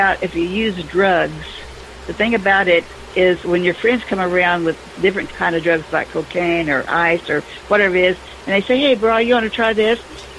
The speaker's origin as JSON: {"language": "English", "region": "the South", "country": "United States", "said": "I'm a Southerner and I'm supposed to not like your kind"}